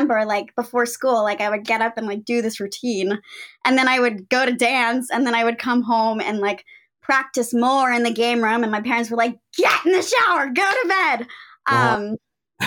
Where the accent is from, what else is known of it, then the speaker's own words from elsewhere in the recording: Houston, Texas, United States; moved away as an adult; also born or lived in New York; I'm from Houston, Texas, which is where I am now